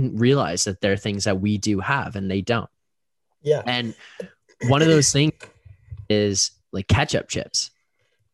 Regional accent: Canada; we're Canadian

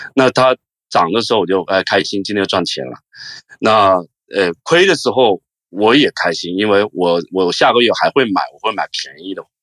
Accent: Hong Kong; 我是来自香港的

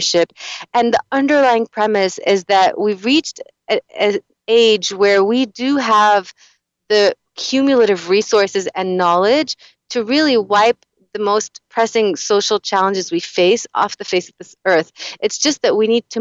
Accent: Lebanon; moved away; my home country of Lebanon

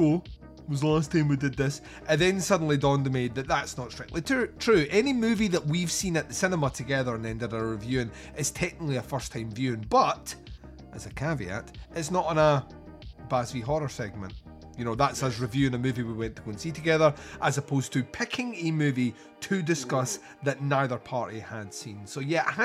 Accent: Scotland, United Kingdom; I'm Scottish

